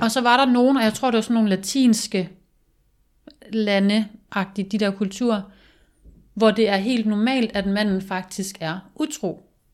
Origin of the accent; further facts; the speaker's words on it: Denmark; moved away; i mine unge år, da jeg boede hjemme i Jylland